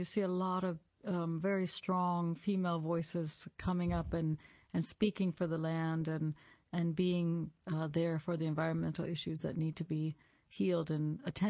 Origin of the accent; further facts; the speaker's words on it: Wisconsin, United States; moved away as an adult; also born or lived in Europe; I grew up in the lands of the rolling hills of Wisconsin. So I'm an American who's now based in Europe.